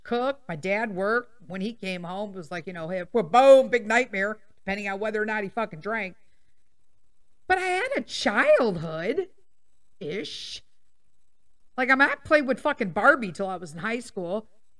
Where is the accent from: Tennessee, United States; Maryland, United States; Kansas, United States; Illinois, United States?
Illinois, United States; Chicago; I was born and raised in Chicago.